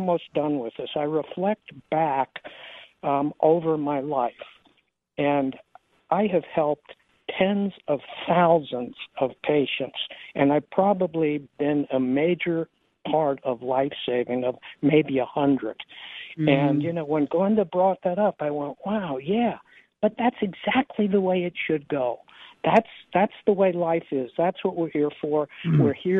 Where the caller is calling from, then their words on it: San Diego, California, United States; I'm calling from San Diego, California.